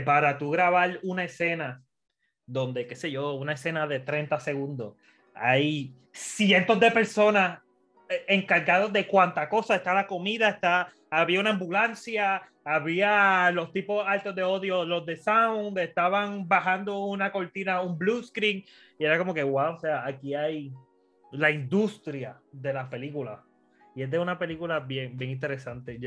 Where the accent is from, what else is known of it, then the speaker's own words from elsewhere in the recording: Puerto Rico; como buen puertorriqueño